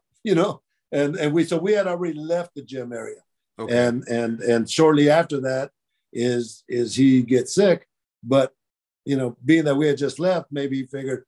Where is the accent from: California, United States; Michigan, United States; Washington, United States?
California, United States; Oakland; I'm from Oakland